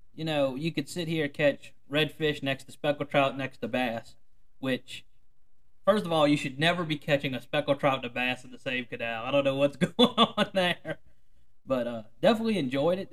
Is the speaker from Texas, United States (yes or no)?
no; Mississippi River front, south side of Lake Pontchartrain, Louisiana, United States; I grew up on the Mississippi River front batcher, and we really we were on the south side of Lake Pontchartrain